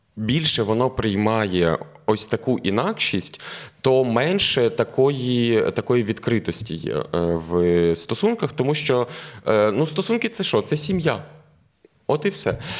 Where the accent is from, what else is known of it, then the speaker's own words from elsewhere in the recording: Galicia, Ukraine; я як галичанин